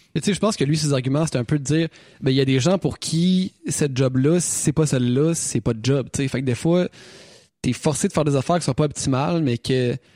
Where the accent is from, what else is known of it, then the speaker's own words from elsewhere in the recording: Quebec City, Quebec, Canada; nous autres on vient de Québec